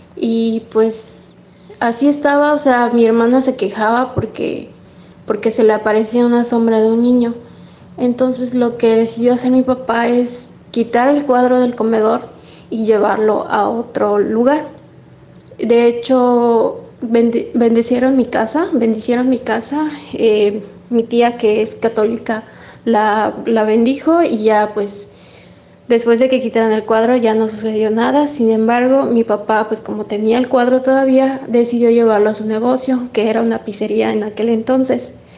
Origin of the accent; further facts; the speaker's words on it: Mérida, Yucatán, Mexico; somos de aquí de Mérida, Yucatán